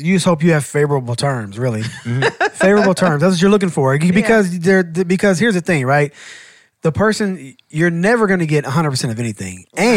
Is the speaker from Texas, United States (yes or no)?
no; Atlanta, Georgia, United States; I'm from Atlanta